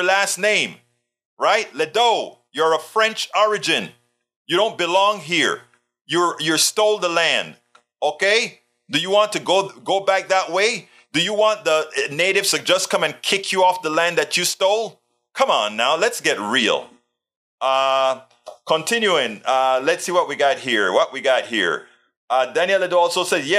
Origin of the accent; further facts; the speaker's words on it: Coco Solo Hospital, Colón, Panama; now in United States; And that's exactly where I was born as well. My parents were Panamanians